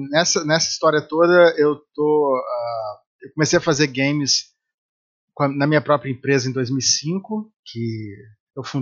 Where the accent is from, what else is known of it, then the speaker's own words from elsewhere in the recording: Rio de Janeiro, Brazil; born there; also born or lived in Salvador / São Paulo / Espírito Santo / Campinas; eu sou é, eu sou original, eu nasci no Rio de Janeiro, mas eu morei em vários